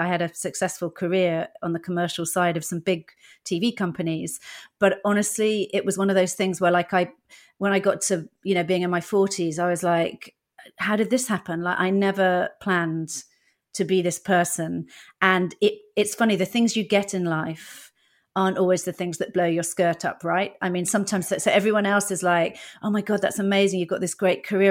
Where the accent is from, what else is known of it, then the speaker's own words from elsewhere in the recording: Dorset, South West England, United Kingdom; first language English; moved away as an adult; also born or lived in Netherlands; I grew up in Dorset.